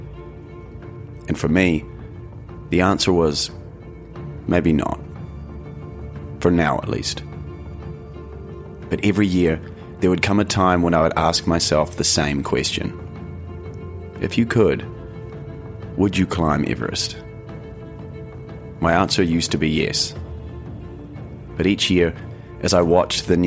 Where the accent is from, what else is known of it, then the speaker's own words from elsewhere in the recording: New Zealand; in New Zealand, my home country